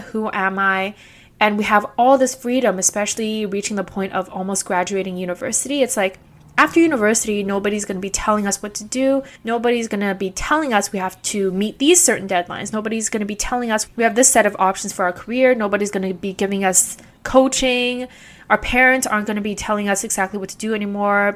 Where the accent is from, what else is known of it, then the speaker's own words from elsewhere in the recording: Vancouver, British Columbia, Canada; also born or lived in Guangzhou, China / Beijing, China; I immigrated to Canada here with my parents when I was two years old, and I've been growing up and living in East Vancouver ever since